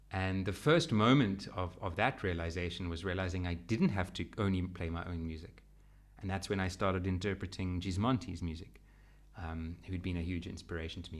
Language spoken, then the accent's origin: English; Western Cape, South Africa; I am South African